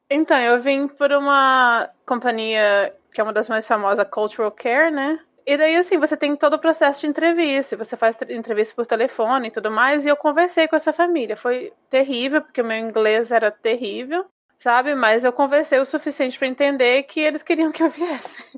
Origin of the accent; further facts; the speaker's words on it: Paraná, Brazil; now in Chicago, United States; Quando eu saí do Paraná, tinha os amigos do interior e assim, nossa, eu cheguei aqui, nossa, tem um amigo de Minas Gerais.